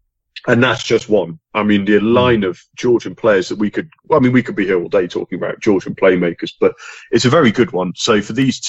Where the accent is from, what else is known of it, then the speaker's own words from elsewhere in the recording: England, United Kingdom; I mean, as an English football fan, I grew up